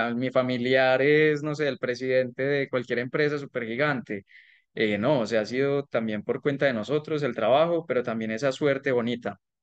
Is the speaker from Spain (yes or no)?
no; Colombia